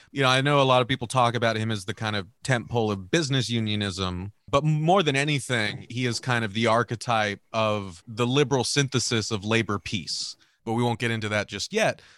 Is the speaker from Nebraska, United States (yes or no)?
no; California, United States; my home state of California